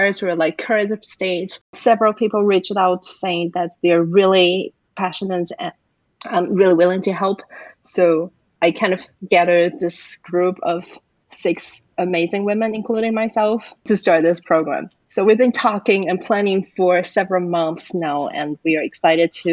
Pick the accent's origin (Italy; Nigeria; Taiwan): Taiwan; now in Atlanta, United States; I'm originally from Taiwan, and I live in Atlanta, Georgia